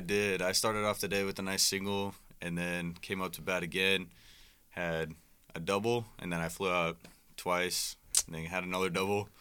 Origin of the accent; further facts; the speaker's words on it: Omaha, Nebraska, United States; moved away as an adult; now in Iowa, United States; I'm from Omaha, Nebraska